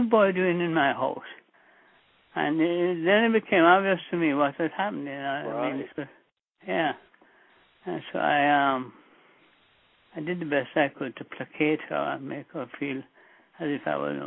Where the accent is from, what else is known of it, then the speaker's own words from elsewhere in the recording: Kingston, Jamaica; moved away; I was born in Jamaica at the Jubilee Hospital in downtown Kingston